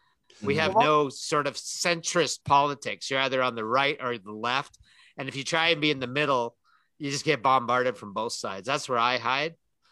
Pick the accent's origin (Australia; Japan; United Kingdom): Australia; As an Australian anyway.